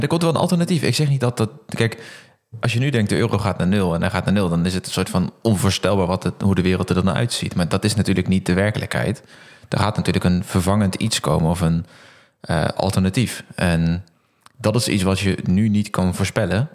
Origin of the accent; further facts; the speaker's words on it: Netherlands; als Nederlander heel blij dat we in Nederland uh, in de eurozone leven